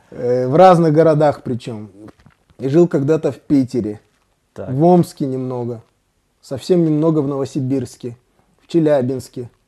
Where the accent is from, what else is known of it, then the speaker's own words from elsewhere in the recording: Tashkent, Uzbekistan; also born or lived in Saratov / Kazakhstan / Saint Petersburg; Смотри, я родился в Саратове.